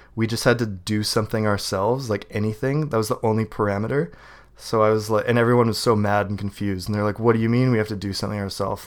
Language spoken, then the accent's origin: English; Canada; I'm Canadian.